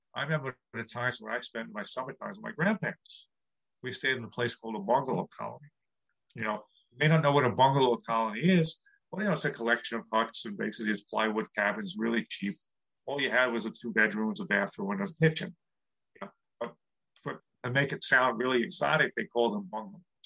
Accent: New York City, New York, United States; I grew up in New York City

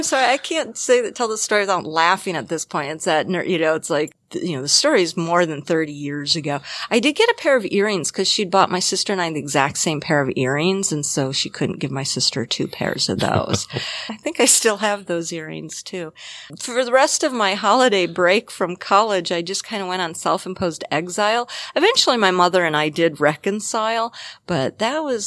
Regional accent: Minnesota, United States; I am Norwegian and from Minnesota

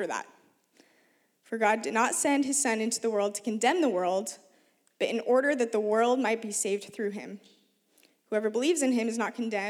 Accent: Oregon, United States; I grew up in Oregon, one of the most unchurched regions of the U.S.

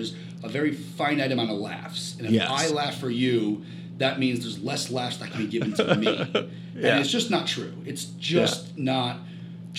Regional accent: United States; also born or lived in New Jersey / Connecticut / Manhattan, New York; now in Los Angeles, United States; I grew up around New York. I've always lived near New York. Born in New Jersey, lived in Connecticut, moved to Manhattan.

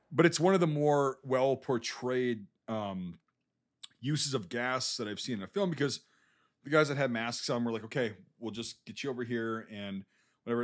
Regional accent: United States; As an American

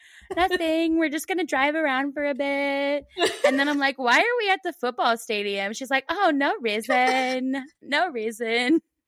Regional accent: Pullman, Washington, United States; I grew up in Pullman

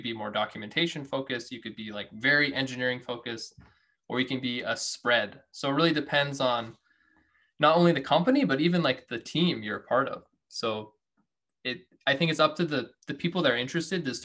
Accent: Washington, United States; I was born in Washington.

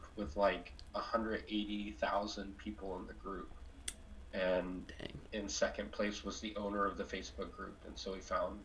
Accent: 30 minutes from Arlington, Texas, United States; I grew up in Texas. I grew up 30 minutes away from Arlington, Texas.

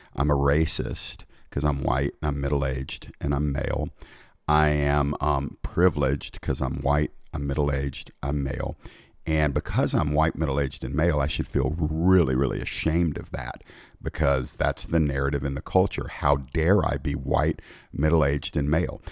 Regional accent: United States; I was born in America

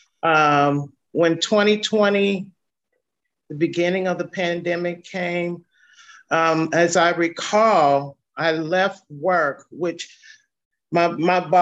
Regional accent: St. Louis, Missouri, United States; I was born and raised here in St. Louis, Missouri

